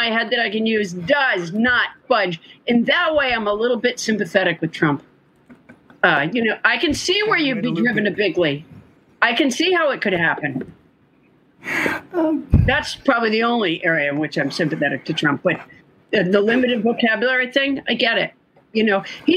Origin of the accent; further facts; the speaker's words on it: Massachusetts, United States; also born or lived in Huntsville, Alabama; a month after I was born, they moved up there